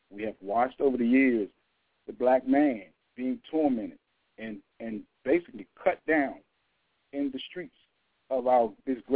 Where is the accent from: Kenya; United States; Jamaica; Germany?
United States; Washington, District of Columbia; born and raised in Washington, D.C. Uh, grew up in the community